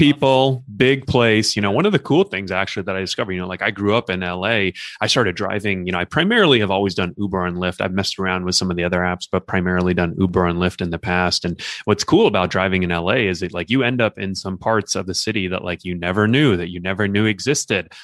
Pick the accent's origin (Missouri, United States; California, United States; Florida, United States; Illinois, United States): California, United States; Los Angeles; also born or lived in Newport Beach / Long Beach; I grew up in Los Angeles, and I currently live in L A.